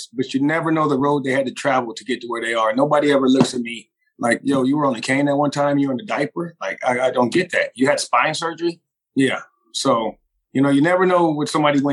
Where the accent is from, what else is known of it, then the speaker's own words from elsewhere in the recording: Los Angeles, California, United States; moved away as an adult; also born or lived in Orange County, California / Chico, California; now in Las Vegas, United States; I was born in California, South Central Los Angeles, moved to Orange County in junior high school, and basically went to junior high school in Orange County